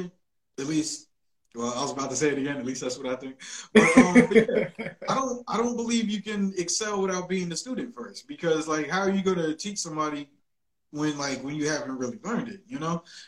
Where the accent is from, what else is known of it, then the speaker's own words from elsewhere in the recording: Willingboro, New Jersey, United States; now in Atlanta, United States; a guy from Willingboro, New Jersey, where I'm from, a lot of people think it's Philly, but no, I am from New Jersey